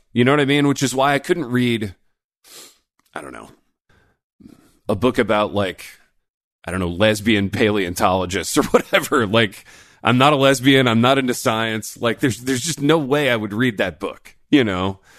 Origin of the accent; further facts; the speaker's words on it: Indiana, United States; moved away; I grew up in Indiana